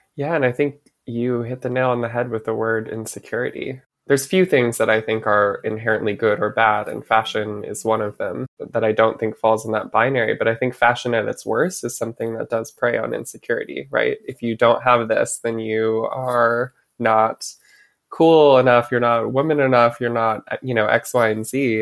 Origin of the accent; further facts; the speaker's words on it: Michigan, United States; moved away as an adult; now in New York, United States; growing up in Michigan